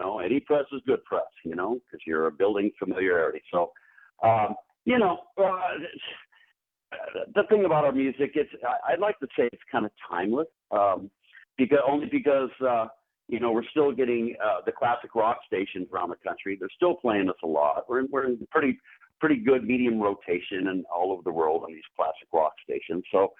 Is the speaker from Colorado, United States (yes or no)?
no; California, United States; I'm playing my hometown here.